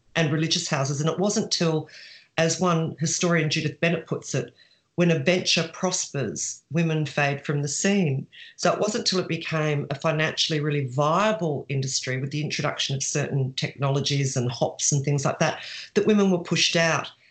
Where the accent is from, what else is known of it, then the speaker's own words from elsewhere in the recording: Sydney, New South Wales, Australia; moved away as an adult; also born or lived in Bendigo, Victoria; I was from Sydney and I was sent to a little country town in Victoria, Bendigo